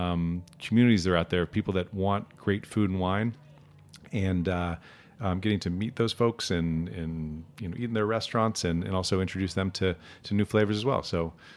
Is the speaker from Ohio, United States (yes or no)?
yes; Columbus, Ohio, United States; now in New York, United States; Columbus, Ohio, yeah.